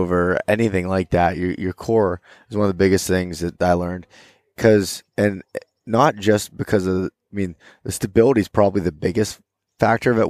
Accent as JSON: {"language": "English", "region": "Pennsylvania", "country": "United States", "said": "I'm from Pennsylvania"}